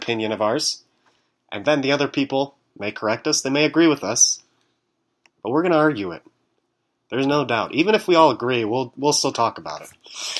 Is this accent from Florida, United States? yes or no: no; Detroit, Michigan, United States; moved away as an adult; now in Indianapolis, United States; I'm from Detroit, Michigan. I'm a sophomore.